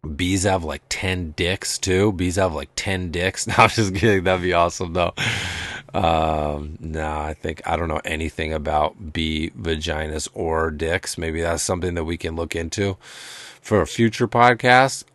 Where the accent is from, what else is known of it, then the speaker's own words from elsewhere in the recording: Amherst, United States; moved away; where I grew up in Amherst